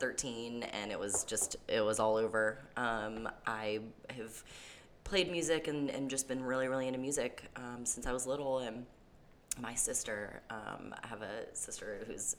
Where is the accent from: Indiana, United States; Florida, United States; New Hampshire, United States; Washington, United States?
Florida, United States; Neptune Beach; born or raised there; also born or lived in Brunswick, Georgia